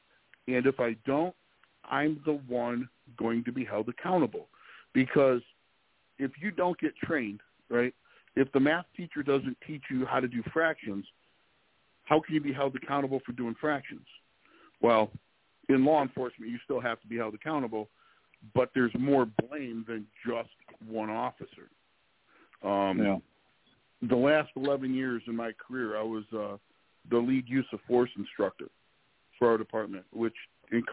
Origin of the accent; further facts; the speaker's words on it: Detroit, Michigan, United States; moved away as an adult; also born or lived in South Carolina; I'm from the Detroit area, grew up here, ended up in South Carolina, did a few things. I'm back here